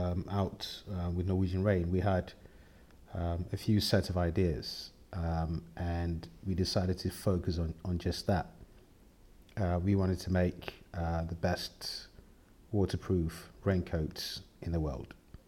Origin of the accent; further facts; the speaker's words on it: Ghana; I think being myself as a male, as a black man, as a Scandinavian, as a Ghanaian, I don't reduce myself on any point at all.